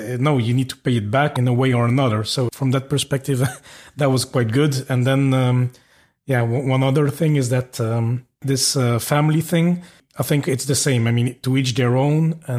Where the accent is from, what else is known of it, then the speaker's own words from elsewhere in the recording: Belgium; now in Luxembourg; at least I'm from Belgium, I live in Luxembourg